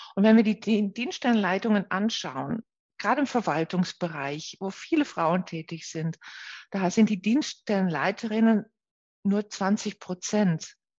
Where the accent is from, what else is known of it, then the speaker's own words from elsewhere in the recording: Netherlands; German is a second language; moved away as an adult; now in Nuremberg, Germany; Ich komme ja aus den Niederlanden